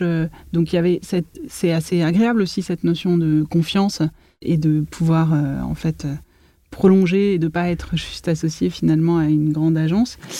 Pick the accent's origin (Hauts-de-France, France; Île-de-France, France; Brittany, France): Île-de-France, France; Paris; J'ai grandi entre Paris, 20e arrondissement, près des Buttes-Chaumont, et la ville nouvelle